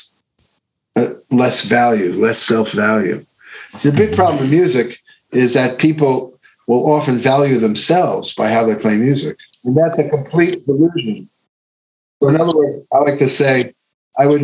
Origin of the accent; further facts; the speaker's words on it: Long Island, New York, United States; I grew up in Long Island